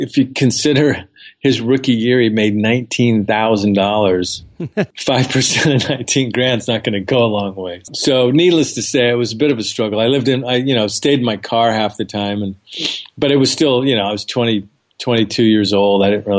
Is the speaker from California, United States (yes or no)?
yes; California, United States; I'm from Southern California. I grew up in a very modest household.